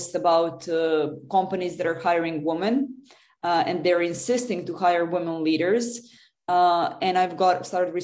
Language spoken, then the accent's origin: English; Serbia; I come from Serbia originally.